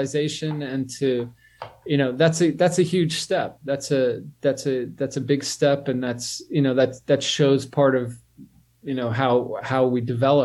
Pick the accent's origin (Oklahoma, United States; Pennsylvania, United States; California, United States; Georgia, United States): Pennsylvania, United States; Pittsburgh; moved away; also born or lived in New Orleans / Tokyo; I grew up my early years in Pittsburgh, and then I went to New Orleans and Tokyo